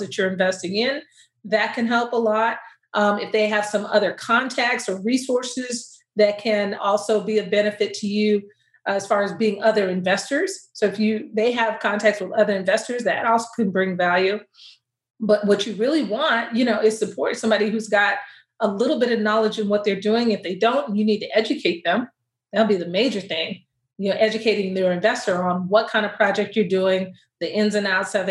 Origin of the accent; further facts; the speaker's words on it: Austin, Texas, United States; born and raised in Austin, Texas, and all my family's in Dallas